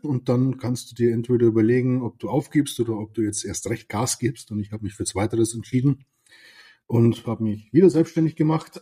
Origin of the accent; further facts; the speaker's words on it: Lower Bavaria, Germany; first language Bavarian; German is a second language; da ich aus Niederbayern komme